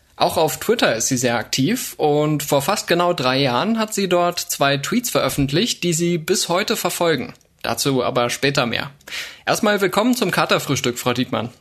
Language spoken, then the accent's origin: German; Upper Bavaria, Germany; moved away; Da, wo ich groß geworden bin, zumindest in den Teenagerjahren in Oberbayern